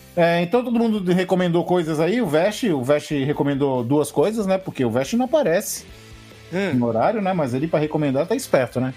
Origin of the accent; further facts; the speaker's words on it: Santos, São Paulo, Brazil; eu sou Santista, cara. Nós somos os cariocas de São Paulo